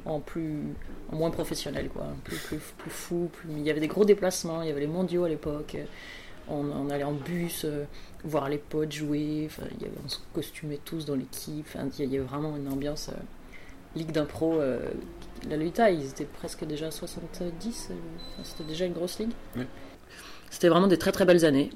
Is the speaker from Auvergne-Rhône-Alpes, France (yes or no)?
no; Strasbourg, Grand Est, France; je suis née à Strasbourg, comme, comme Mathieu